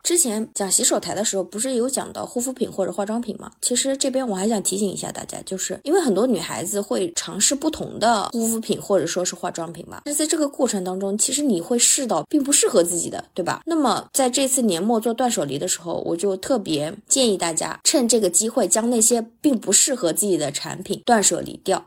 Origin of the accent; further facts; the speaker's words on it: China; 我们中国人